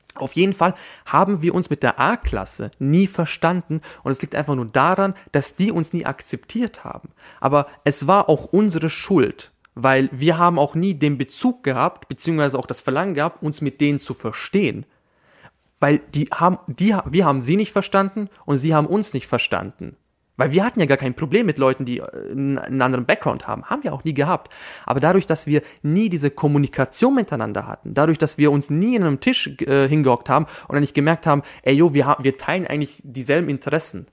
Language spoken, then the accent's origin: German; Austria; first language German; in Österreich geboren zu sein und Österreicher zu sein.